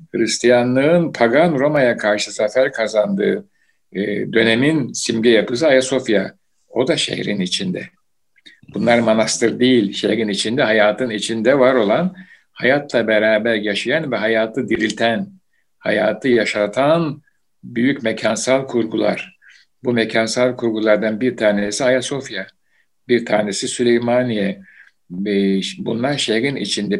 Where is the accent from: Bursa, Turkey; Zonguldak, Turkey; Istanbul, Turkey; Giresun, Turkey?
Istanbul, Turkey; bu gök kubbemizin içinde büyüdüm. Yani işte Beyazıt, İstanbul